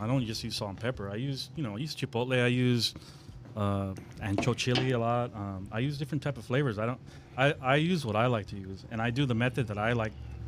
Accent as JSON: {"language": "English", "town": "Downey", "region": "California", "country": "United States", "tie": "born or raised there", "said": "I grew up in Downey"}